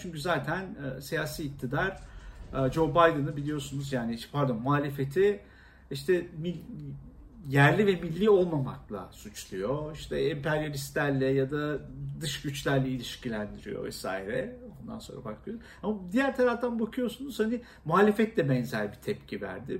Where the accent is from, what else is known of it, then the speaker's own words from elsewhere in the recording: Istanbul, Turkey; also born or lived in Erzincan; küçük yaşlarda İstanbul'a geldiğim için, e, iki, e, bir buçuk, iki yaşında. Ondan sonra hiç, e, doğduğum yeri Erzincan'ı görme imkanım olmamıştı.